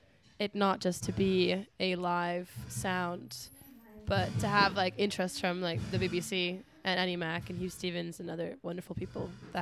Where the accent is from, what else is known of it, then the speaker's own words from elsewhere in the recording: Iceland; I'm from Iceland